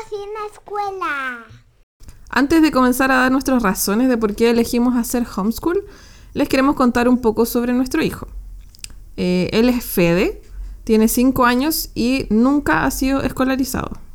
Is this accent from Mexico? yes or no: no; Chile; Nosotros somos de Chile